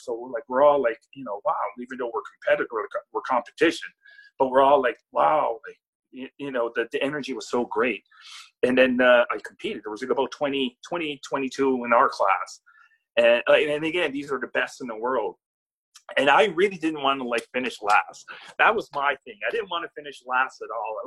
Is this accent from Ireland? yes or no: no; Nova Scotia, Canada; I'm not only representing like you know Nova Scotia